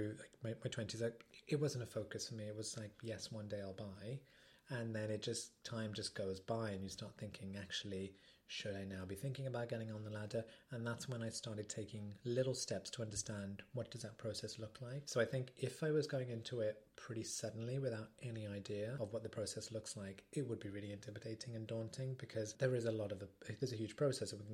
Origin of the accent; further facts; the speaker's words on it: Midlands, United Kingdom; now in London, United Kingdom; I grew up in the Midlands